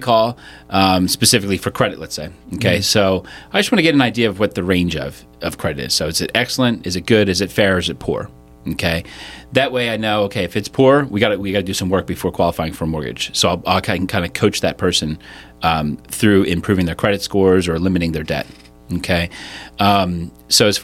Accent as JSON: {"language": "English", "town": "Malvern", "region": "Pennsylvania", "country": "United States", "tie": "born or raised there", "said": "born and raised in Malvern, went to Great Valley High School, went to Penn State, and still live locally in Downingtown"}